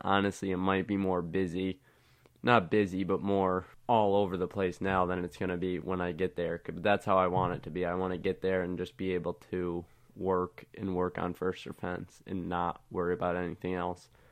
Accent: West Springfield, Massachusetts, United States; I'm from West Springfield, Massachusetts.

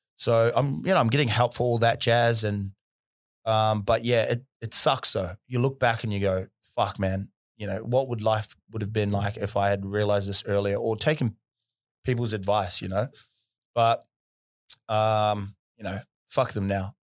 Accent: Auckland, New Zealand; now in Perth, Australia; where I was from in South Auckland

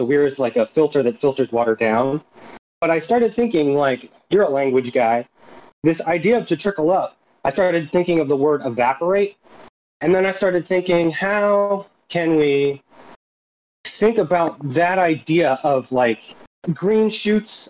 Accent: Philadelphia, Pennsylvania, United States; from Philadelphia

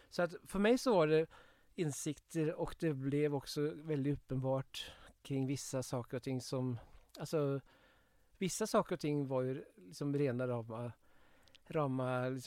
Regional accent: Kongsvinger, Innlandet, Norway; Eh, jag växte upp på Kongsvinger, det var ju väldigt nära gränsen.

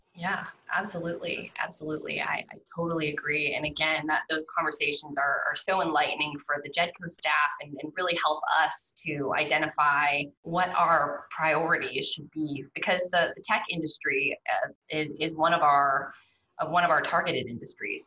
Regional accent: Pittsburgh, Pennsylvania, United States; moved away as an adult; also born or lived in Baton Rouge, Louisiana; now in Louisiana, United States; I'm not from down here originally. I'm from Pittsburgh, Pennsylvania, and I was in college when Katrina hit

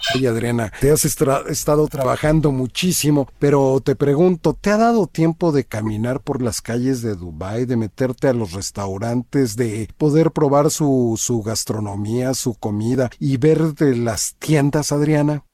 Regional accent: Mexico; lo que somos los mexicanos

